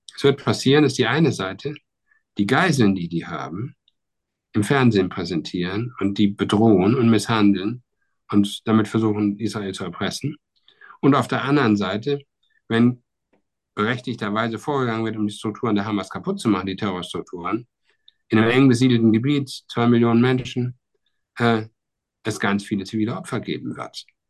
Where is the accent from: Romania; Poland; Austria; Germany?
Germany